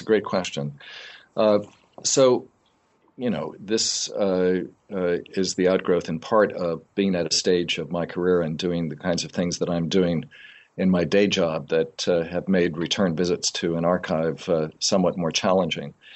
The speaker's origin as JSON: {"language": "English", "area": "outside of New Haven", "region": "Connecticut", "country": "United States", "tie": "born or raised there", "also_born_or_lived": "Tambaram, India", "said": "I grew up in Connecticut, outside of New Haven"}